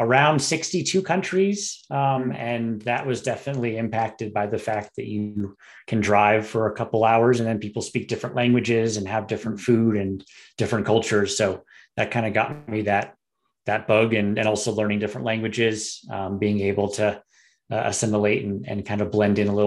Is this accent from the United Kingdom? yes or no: no; Vermont, United States; also born or lived in Virginia; now in Colorado, United States; So I'm from Vermont originally. So one of the many East Coasters that have moved out and made Colorado their home.